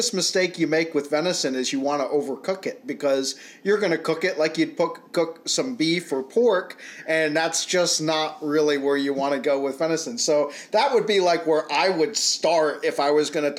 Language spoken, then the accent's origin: English; Rhode Island, United States; moved away as an adult; now in Pennsylvania, United States; I grew up in Rhode Island